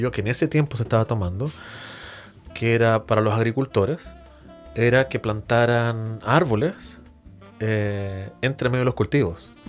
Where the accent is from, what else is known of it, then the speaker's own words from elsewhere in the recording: Chile; como buen chileno se dice, no nos peguemos en el cachofazo